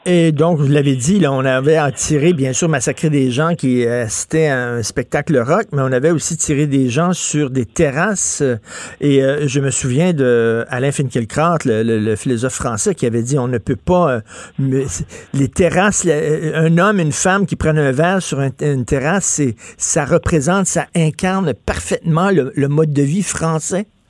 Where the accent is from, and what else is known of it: Quebec, Canada; first language French